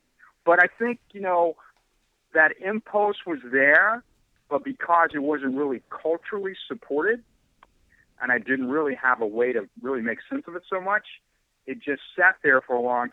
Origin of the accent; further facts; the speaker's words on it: Ohio, United States; moved away as an adult; also born or lived in San Francisco; I was born in Ohio in the mid-1950s, and, you know, I went to high school, and everything was pretty, you know, typical